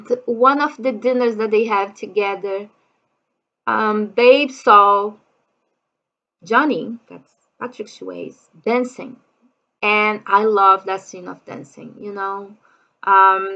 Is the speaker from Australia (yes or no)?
no; Brazil; English is a second language; I'm from Brazil